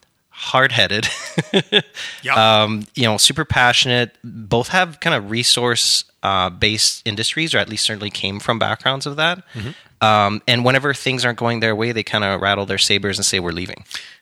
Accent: Canada; Don't take that what everything that is amazing about being a Canadian.

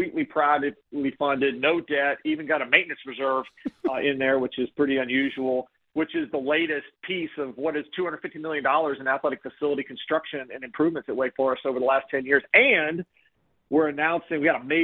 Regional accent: Chapel Hill, North Carolina, United States; I grew up in Chapel Hill on Tobacco Road

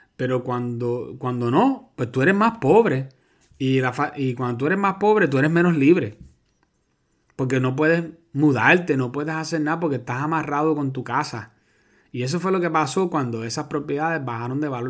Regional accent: Puerto Rico; los puertorriqueños somos ciudadanos americanos

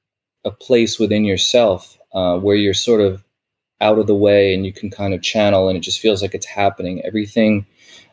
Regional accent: New York, United States; growing up in New York

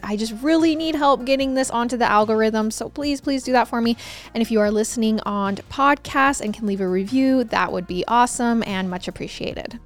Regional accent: Idaho, United States; I'm from Idaho

